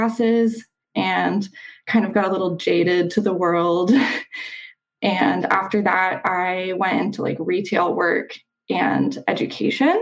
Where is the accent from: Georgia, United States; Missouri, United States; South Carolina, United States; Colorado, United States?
Colorado, United States; Denver; moved away as an adult; also born or lived in Seattle; now in Washington, United States; I grew up in Denver